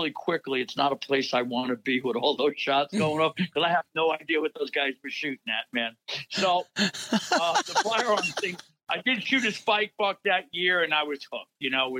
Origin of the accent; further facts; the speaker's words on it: New York, United States; You know, it's always funny because I'm from New York, and that's pretty much what I get wherever I go.